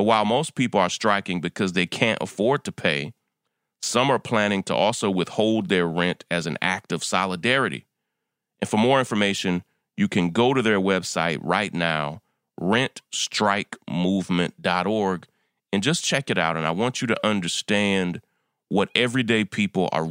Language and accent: English; New York, United States; my home state of New York